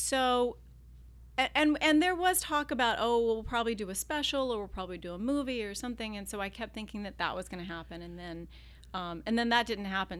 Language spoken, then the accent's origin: English; Virginia, United States; now in California, United States; I grew up in Virginia